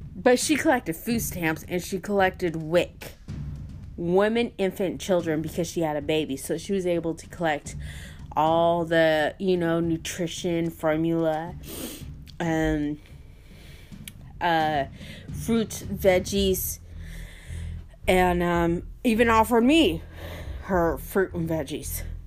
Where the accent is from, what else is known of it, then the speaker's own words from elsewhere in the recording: United States; I was born here in the United States of America